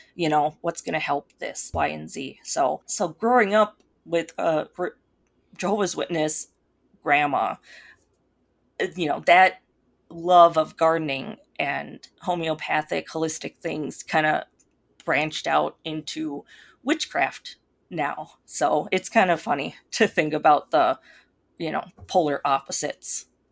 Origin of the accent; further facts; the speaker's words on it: Minnesota, United States; accent: Minnesota; moved away as an adult; now in Colorado, United States; because I grew up in Minnesota, um, and so people can probably tell because of my accent that I sound like I'm from Minnesota